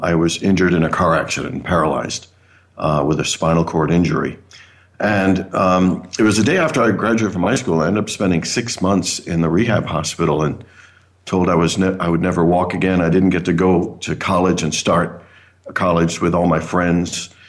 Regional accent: near Toronto, Ontario, Canada; also born or lived in Caribbean; now in Phoenix, United States; I was born in the Caribbean. I actually grew up in Canada near Toronto.

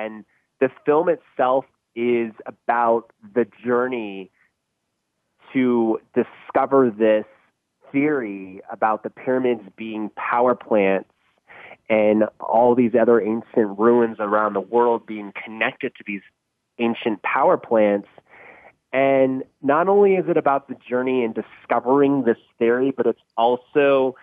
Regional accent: Northern California, United States; I grew up up in Northern California in the city

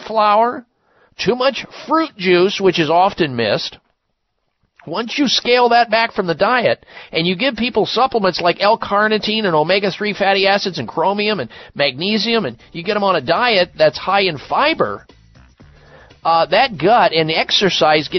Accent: Midwest, United States; I grew up in the Midwest

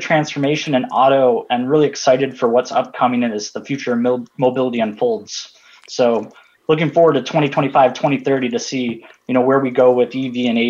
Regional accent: Detroit, Michigan, United States; So I was born and bred in Detroit.

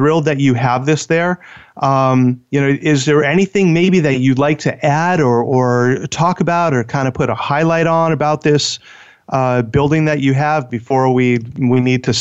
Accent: Southern California, United States; I grew up in Southern California

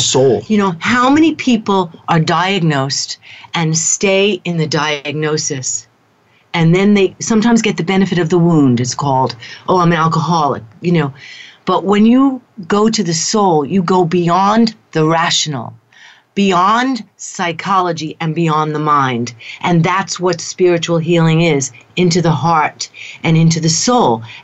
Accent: New York City, New York, United States; moved away as an adult; I am a New Yorker. I hold to that. I'm from Queens

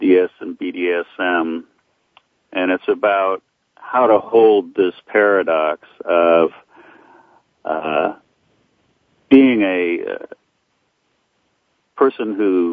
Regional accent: Portland, Oregon, United States; moved away; Portland, which is my hometown

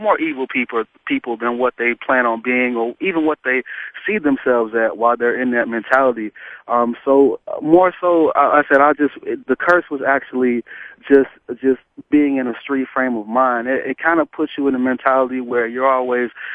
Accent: Atlanta, Georgia, United States; I grew up in Atlanta, and I've lived here most of my life.

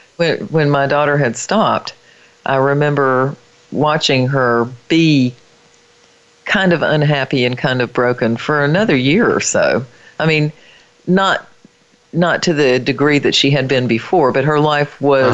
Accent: the mountains of North Carolina, United States; my hometown, which is in the mountains of North Carolina

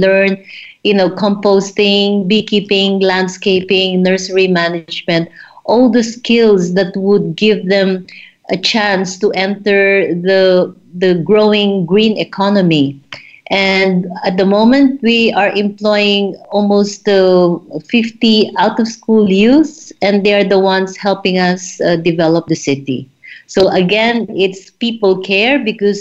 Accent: Philippines; also born or lived in South America / Germany; now in Zanzibar, Tanzania; I come from the Philippines, and I lived in South America, and then in Germany.

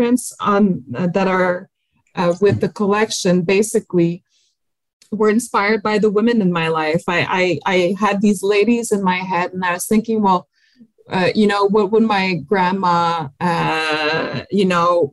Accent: France; accent: French; my French accent

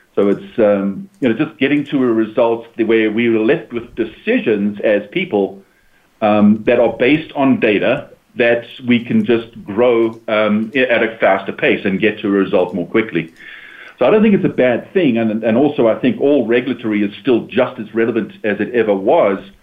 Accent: United States; as Americans, as American residents

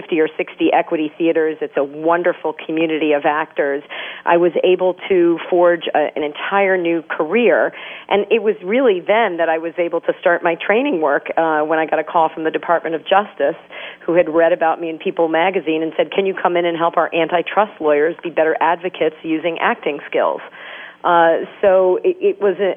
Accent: New York City, New York, United States; I'm from New York City

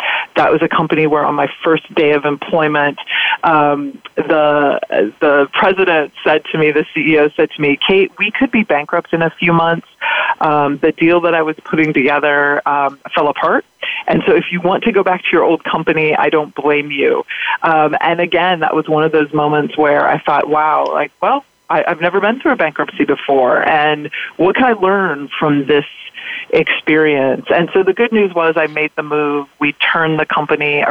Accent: California, United States; moved away as an adult; also born or lived in Ohio / Midwest; I was born in Ohio in the Midwest. I was raised predominantly in California and then moved back to the Midwest

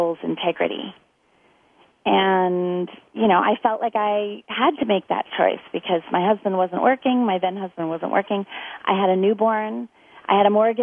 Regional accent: United States; moved away; also born or lived in San Diego, California / Orlando, Florida; I grew up, well, between San Diego and Orlando, Florida

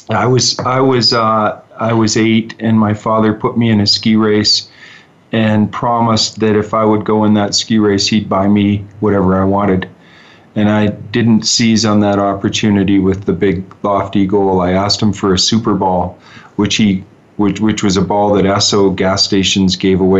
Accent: Huntsville, Ontario, Canada; also born or lived in Utah / New York; now in Calgary, Canada; I'm from a little town north of Toronto, a couple hours, a town of 3,000 people, and uh, it's called Huntsville. It's in the, the Lake Country, referred to as Muskoka in Ontario grew up there

